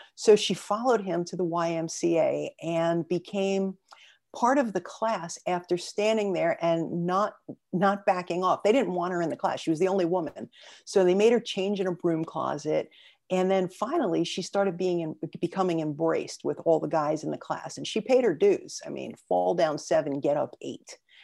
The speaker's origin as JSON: {"language": "English", "town": "New York City", "region": "New York", "country": "United States", "tie": "born or raised there", "said": "I was born and raised in Brooklyn"}